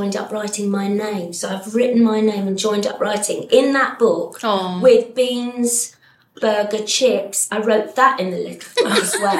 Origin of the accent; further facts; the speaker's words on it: Battersea, London, United Kingdom; Yeah, I grew up on Windmill Road, which was opposite the Commons. So it was 15 minutes walk to CJ.